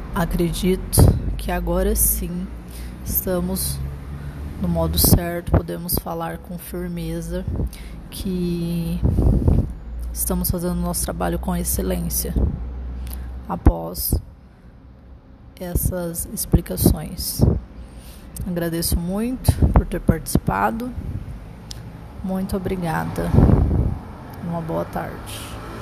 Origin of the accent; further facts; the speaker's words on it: Mato Grosso, Brazil; also born or lived in Umuarama, Paraná, Brazil / Lucas do Rio Verde, Mato Grosso, Brazil; há 27 anos no estado do Mato Grosso. Sou natural de Umorama, no Paraná. Tenho 27 anos